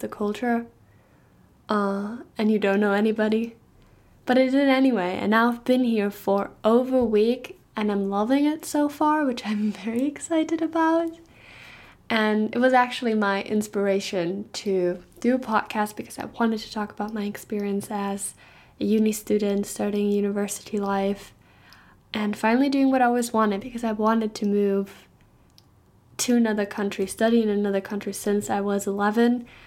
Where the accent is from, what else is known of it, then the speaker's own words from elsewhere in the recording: Germany; English is a second language; moved away as an adult; now in Stirling, United Kingdom; I'm actually from Germany